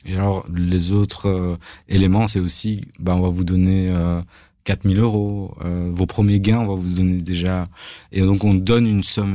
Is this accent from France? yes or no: no; Belgium; Chez nous en Belgique